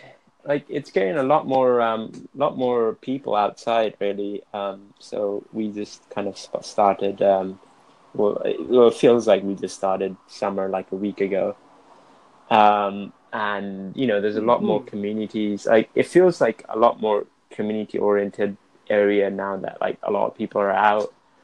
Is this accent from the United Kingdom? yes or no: yes; Cardiff, Wales, United Kingdom; I'm from Wales, Cardiff.